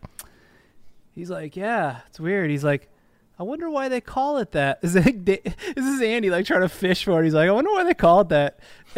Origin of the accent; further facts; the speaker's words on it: Australia; Secondly, though, as an Australian, like you're in a completely different like mindset, right?